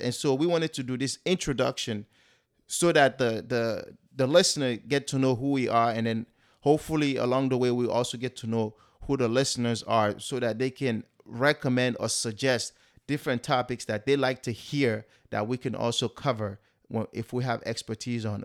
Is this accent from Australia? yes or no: no; Sierra Leone; now in United States; I am originally from West Africa, Sierra Leone.